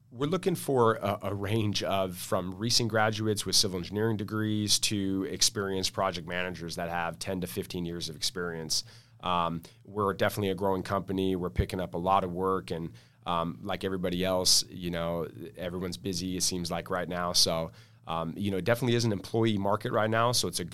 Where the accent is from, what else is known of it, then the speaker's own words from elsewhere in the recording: La Mesa, California, United States; I'm local here, born and raised in San Diego. Grew up in La Mesa, went to Helix High School, Grossmont Community College, and then SDSU